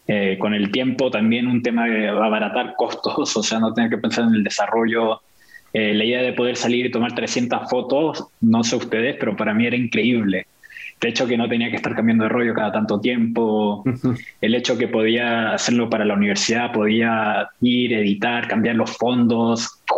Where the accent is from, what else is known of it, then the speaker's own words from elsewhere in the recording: Mexico; also born or lived in Argentina / Venezuela / Brazil; si bien mi familia es de Chile, nací en Argentina, vivimos en Venezuela por mucho tiempo, en, en el, en el en México, por gran parte de mi infancia, Brasil